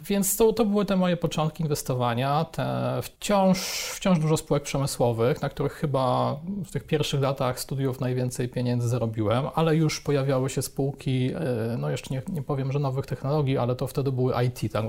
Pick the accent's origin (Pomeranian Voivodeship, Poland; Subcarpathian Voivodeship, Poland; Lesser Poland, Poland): Lesser Poland, Poland; Chrzanów; moved away as an adult; also born or lived in Warsaw; w moim rodzinnym mieście, jestem z Chrzanowa, to mhm. jest w Małopolsce